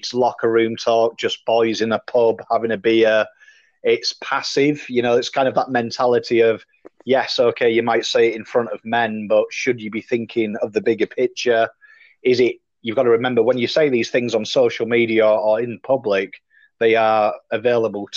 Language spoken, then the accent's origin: English; England, United Kingdom; now in Australia; I come from England